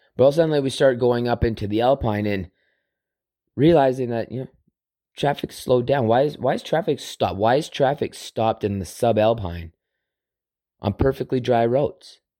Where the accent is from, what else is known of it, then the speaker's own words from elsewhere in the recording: Southern Alberta, Canada; growing up on Southern Alber-, in Southern Alberta on a farm